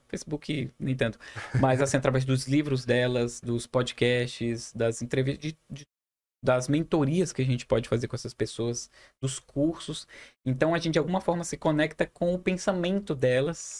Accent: Humaitá, Amazonas, Brazil; now in Manaus, Brazil; Eu sou de Humaitá, Amazonas.

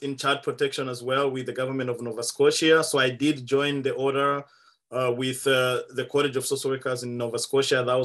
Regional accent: Malawi; also born or lived in Rwanda; now in Ottawa, Canada; I'm originally from Rwanda, but I grew up in Malawi

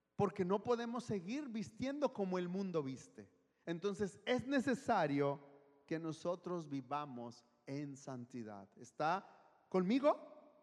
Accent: Guadalajara, Jalisco, Mexico; moved away; soy de Guadalajara

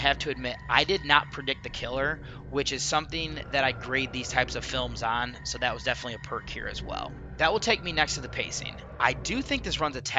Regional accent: United States; I'm, of course, looking at this as American

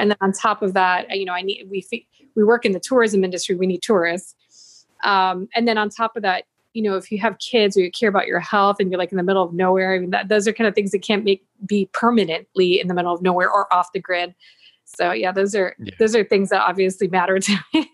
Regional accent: Buffalo, New York, United States; moved away; also born or lived in San Jose, Costa Rica; growing up in Buffalo, it's not very cultural

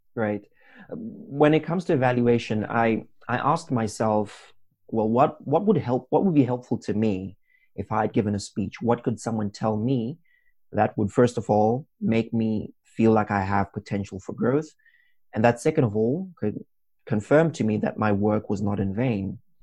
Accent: Zimbabwe; moved away as an adult; now in Wrocław, Poland; I come from Zimbabwe

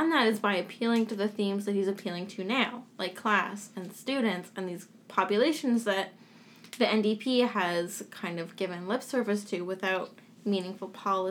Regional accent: Ottawa, Ontario, Canada; moved away as an adult; now in Toronto, Canada; because I'm from Ottawa Center, which means that Catherine McKenna is my minister from, like, my hometown.

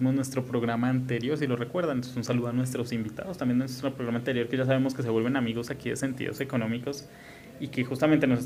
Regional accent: Colombia; Y más si somos colombianos.

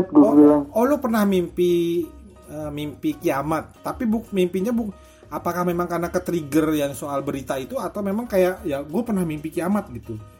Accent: Trenggalek, East Java, Indonesia; Kan orang kan kampung gue di Trenggalek di Jawa Timur itu tempatnya kecil, kotanya tuh kecil, kemana-mana deket gitu.

